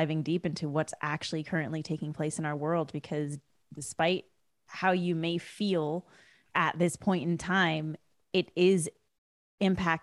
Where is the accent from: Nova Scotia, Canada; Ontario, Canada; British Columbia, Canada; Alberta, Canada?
British Columbia, Canada; West Coast of Canada; moved away as an adult; now in United States; I was born and raised in Canada. I didn't move to the US until 2013.